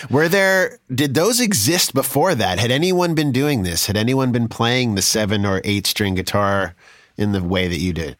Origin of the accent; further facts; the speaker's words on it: East Coast, United States; also born or lived in New York / Boston; I was from the East Coast, from, from New York and Boston